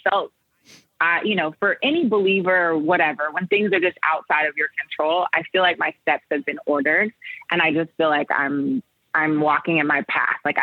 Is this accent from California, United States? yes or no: yes; Oakland, California, United States; I'm born and raised in Oakland, California